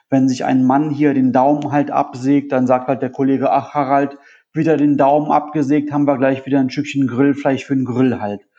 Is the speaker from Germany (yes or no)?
no; Italy; Du, du weißt ja, wie ich aussehe. Ich bin aus Italien. Ich bin jetzt auch nicht der, auch nicht der, der blasseste, aber auch nicht so dunkel wie